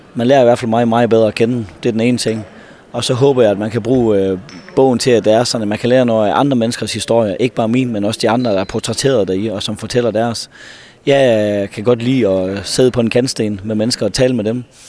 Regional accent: North Jutland, North Denmark Region, Denmark; Jeg er så fra Nordjylland

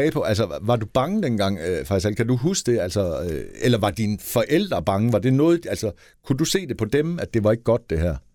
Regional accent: Denmark; vi er opvokset i Danmark jo.

